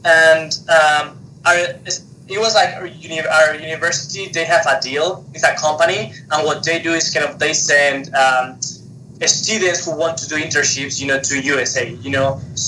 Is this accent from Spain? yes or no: yes; Spain; English is a second language; moved away as an adult; now in United States; So we are originally from Spain, and like 5 years ago, right? Yeah, we moved to Utah to teach, and we are still in Utah.